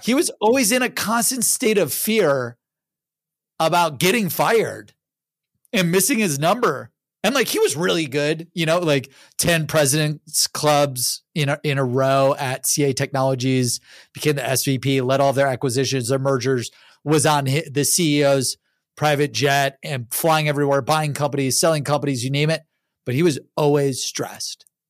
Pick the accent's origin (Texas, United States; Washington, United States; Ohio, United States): Ohio, United States; Cleveland; I'm from Cleveland, Ohio